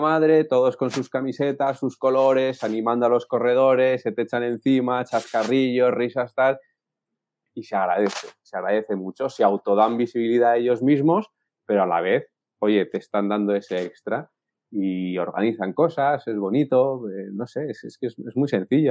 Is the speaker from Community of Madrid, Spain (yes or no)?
yes; Madrid, Community of Madrid, Spain; now in Cantabria, Spain; Yo estoy viviendo ahora en Cantabria, pero yo soy de Madrid.